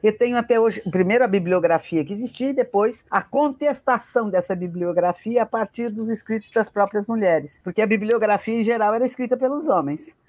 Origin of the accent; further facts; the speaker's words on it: Brazil; Eu quero voltar para o Brasil